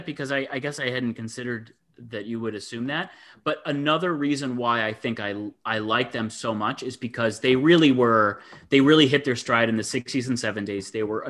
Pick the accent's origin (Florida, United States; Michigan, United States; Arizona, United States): Michigan, United States; Ann Arbor; my hometown, which of course you guys know I love. I love my hometown, and I always think of Ann Arbor